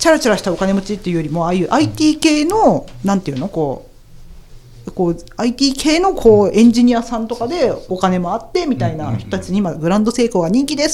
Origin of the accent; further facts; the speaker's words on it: Aichi, Japan; born there; 私愛知県生まれの民だからさあ